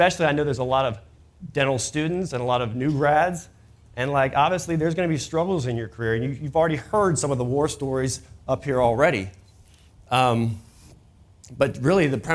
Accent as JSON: {"language": "English", "town": "Atlanta", "region": "Georgia", "country": "United States", "tie": "born or raised there", "also_born_or_lived": "Kentucky", "said": "I was born and raised in Atlanta."}